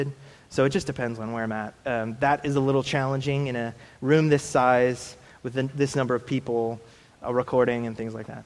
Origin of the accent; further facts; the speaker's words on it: Illinois, United States; I'm from Illinois, but generations gone by were from Switzerland.